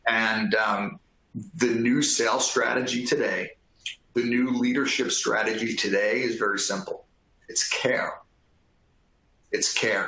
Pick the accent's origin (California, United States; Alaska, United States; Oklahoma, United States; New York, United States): New York, United States; I am from New York